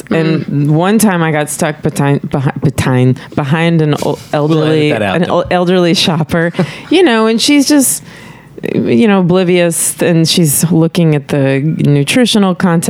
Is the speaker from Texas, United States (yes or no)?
yes; Tyler, Texas, United States; moved away as an adult; also born or lived in Dallas, Texas / Austin, Texas / New York / Los Angeles; I was born in Dallas, but I was kind of raised in Tyler